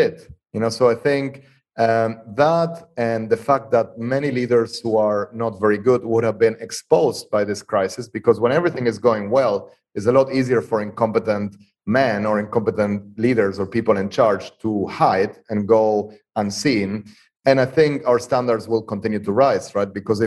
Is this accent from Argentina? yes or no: yes; Argentina; moved away; I was born and raised in Argentina